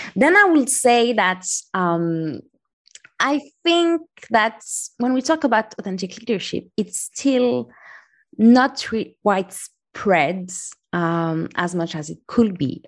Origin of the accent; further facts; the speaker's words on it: Morocco; moved away as an adult; also born or lived in France / London / Taipei / Paris; now in Valencia, Spain; I grew up in Morocco